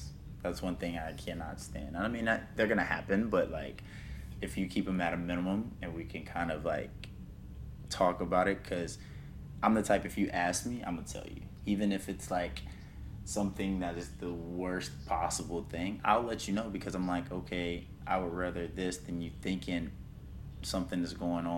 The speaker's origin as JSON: {"language": "English", "region": "South Carolina", "country": "United States", "moved": "yes", "lives_now": "Miami, United States", "said": "I'm from South Carolina"}